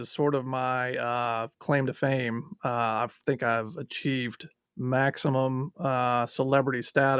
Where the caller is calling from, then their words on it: Atlanta, Georgia, United States; I'm calling from Atlanta, Georgia.